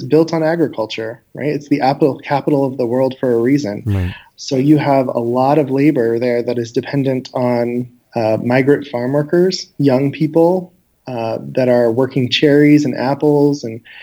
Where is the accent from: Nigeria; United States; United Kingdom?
United States; Wenatchee, Washington; growing up in Wenatchee was definitely an experience